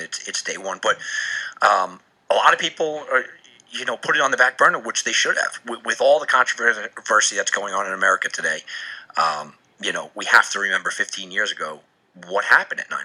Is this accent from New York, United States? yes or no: yes; New York, United States; being from New York